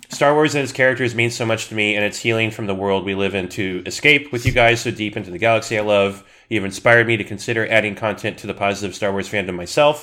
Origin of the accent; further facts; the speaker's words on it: Southern California, United States; I'm born and raised in SoCal